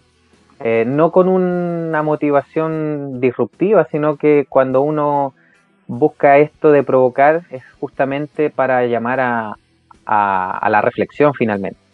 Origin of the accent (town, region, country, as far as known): Chile